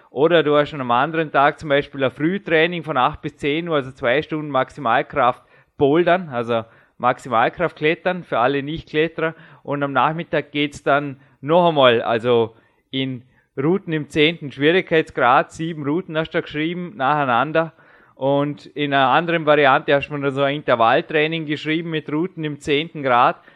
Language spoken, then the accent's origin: German; Austria; sagt man bei uns in Österreich.